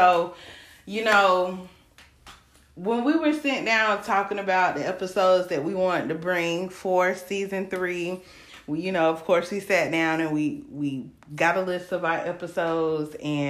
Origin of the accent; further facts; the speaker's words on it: Greenville, South Carolina, United States; I'm from South Carolina, Greenville, South Carolina, 864, all day, stand up, the best area code in South Carolina.